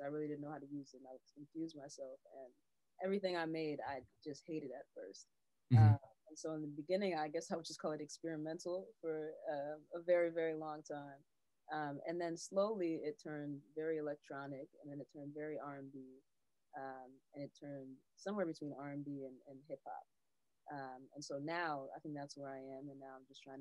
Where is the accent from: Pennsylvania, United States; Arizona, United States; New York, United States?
New York, United States; New York City; also born or lived in Englewood, New Jersey; So I grew up back and forth between Inglewood, New Jersey and Harlem, New York